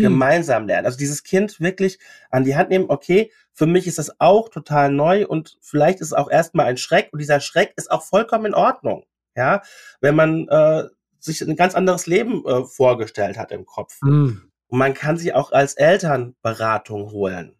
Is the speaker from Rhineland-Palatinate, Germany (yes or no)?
yes; Mainz, Rhineland-Palatinate, Germany; ich komme aus Mainz